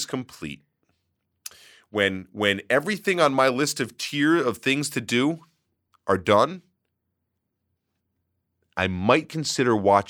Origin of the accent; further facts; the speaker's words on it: Brooklyn, New York, United States; Growing up in Brooklyn, Friday Night Lights is about as foreign to me as Deadwood or Carnival was.